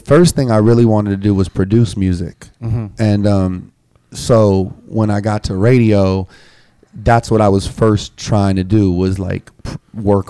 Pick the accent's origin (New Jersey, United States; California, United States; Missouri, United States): California, United States; Los Angeles; also born or lived in Las Vegas; I'm originally from the Valley in L.A. Like, mm-hmm. I grew up between North Hollywood and Sherman Oaks, a little bit in Woodland Hills